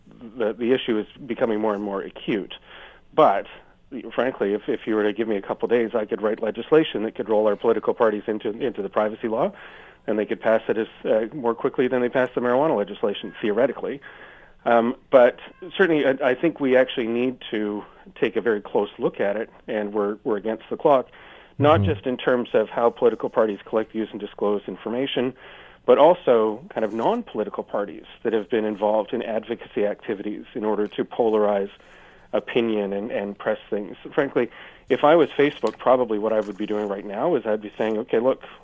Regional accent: Canada; as a Canadian standing in Canada

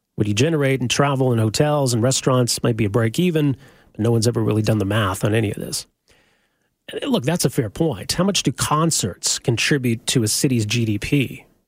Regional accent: Edmonton, Alberta, Canada; I'm from Edmonton, grew up in Edmonton

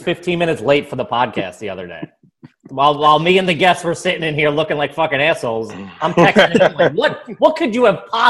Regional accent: Philadelphia, Pennsylvania, United States; moved away as an adult; now in New York, United States; I just moved to New York.

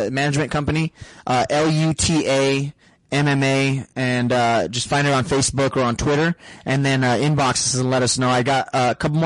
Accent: Sahuarita, Arizona, United States; That's in the city where I grew up in Sarita

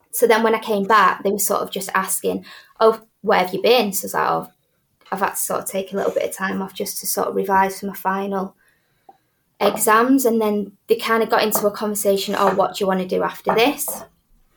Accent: Manchester, North West England, United Kingdom; I'm sort of born and bred in Manchester, went to university here

